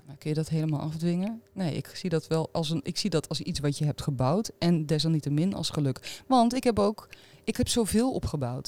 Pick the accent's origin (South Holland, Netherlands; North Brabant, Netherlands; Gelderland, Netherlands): Gelderland, Netherlands; Arnhem; Ik kom uit Arnhem, dus dat is eh, eh, ja, mijn stad ook waar ik woon